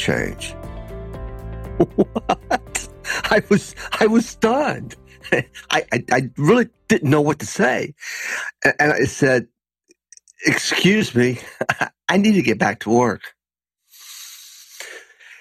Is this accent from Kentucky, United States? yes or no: yes; Lexington, Kentucky, United States; moved away as an adult; also born or lived in Griffin, Georgia; Growing up in Lexington, Kentucky in the 1960s through the early 80s